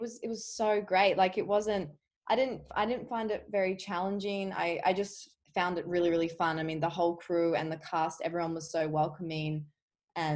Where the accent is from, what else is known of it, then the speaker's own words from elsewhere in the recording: Adelaide, South Australia, Australia; moved away as an adult; also born or lived in Melbourne, Australia; now in Los Angeles, United States; I moved from Adelaide to Melbourne when I was about 14.